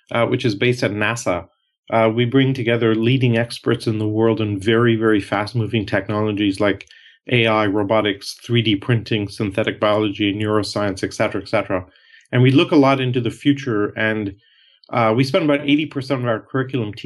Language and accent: English; India; moved away; also born or lived in Canada / Europe; And I'm Canadian, and I grew up originally from India.